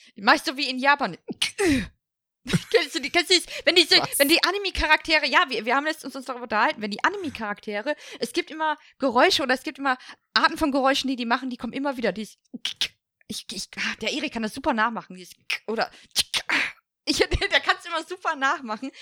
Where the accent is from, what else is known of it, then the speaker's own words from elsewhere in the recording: Ruhr area, North Rhine-Westphalia, Germany; ich komme aus dem Ruhrpott